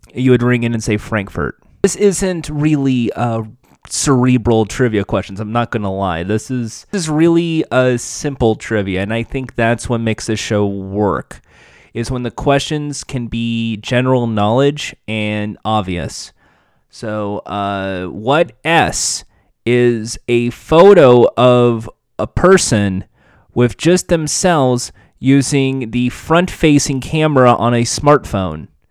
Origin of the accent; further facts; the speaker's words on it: United States; 'cause I'm American